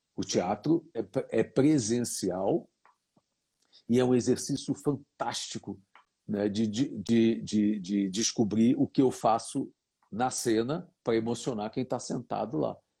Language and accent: Portuguese; Brazil; sou brasileiro